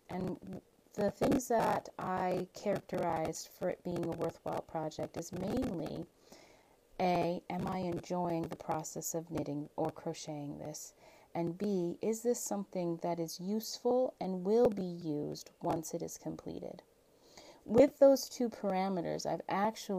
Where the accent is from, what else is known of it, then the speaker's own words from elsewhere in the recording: Alaska, United States; my home state of Alaska